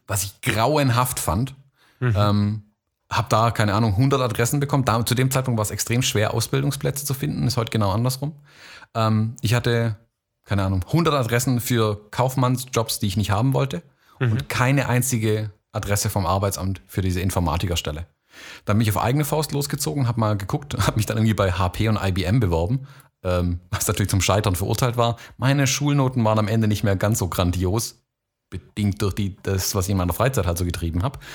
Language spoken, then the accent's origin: German; Baden-Württemberg, Germany; also born or lived in United States / Florida; halb Deutsch, halb Amerikaner und ähm, in Deutschland gelebt und aufgewachsen